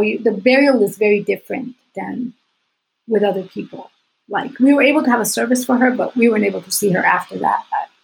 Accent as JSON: {"language": "English", "country": "Puerto Rico", "said": "I was Puerto Rican"}